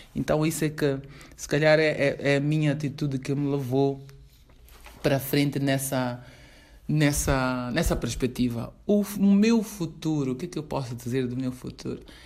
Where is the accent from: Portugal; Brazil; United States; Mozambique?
Mozambique; sou moçambicana